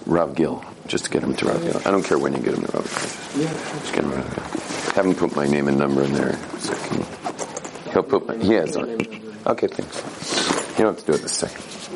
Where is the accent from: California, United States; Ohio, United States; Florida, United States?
California, United States; Soy de California